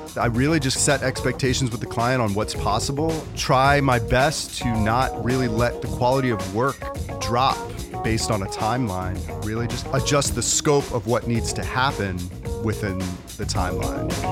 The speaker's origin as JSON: {"language": "English", "region": "North Carolina", "country": "United States", "tie": "born or raised there", "moved": "as an adult", "said": "I grew up in North Carolina and I moved back to North Carolina"}